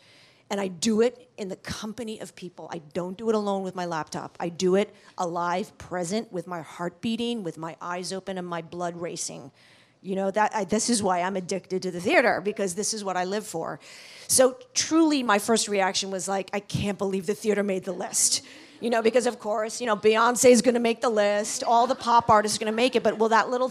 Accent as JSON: {"language": "English", "town": "New York City", "region": "New York", "country": "United States", "tie": "born or raised there", "said": "I grew up in New York City"}